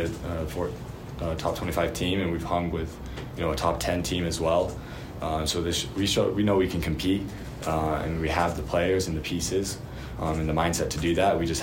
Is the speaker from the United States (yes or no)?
yes; Utah, United States; growing up in Utah, this watching this rivalry game, and I grew up a BYU fan